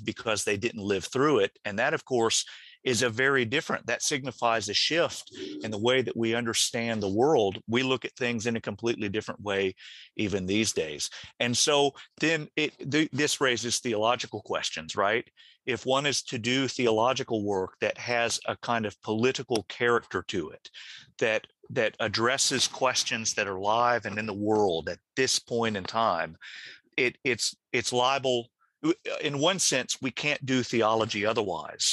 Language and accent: English; the American South, United States; I very vividly remember growing up in the American South